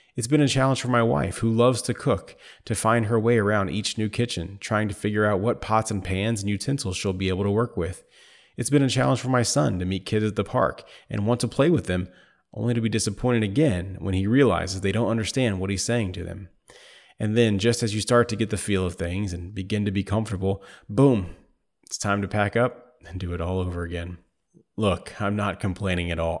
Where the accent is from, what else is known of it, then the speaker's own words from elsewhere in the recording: Indiana, United States; moved away as an adult; outside my home state of Indiana